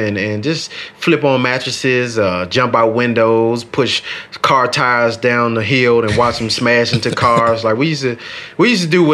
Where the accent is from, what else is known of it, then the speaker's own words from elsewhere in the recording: Washington, District of Columbia, United States; growing up in Southeast Washington, D.C. was pretty rough